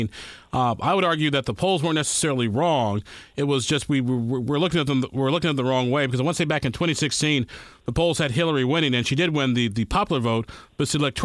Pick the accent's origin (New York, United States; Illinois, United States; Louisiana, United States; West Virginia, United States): Illinois, United States; born or raised there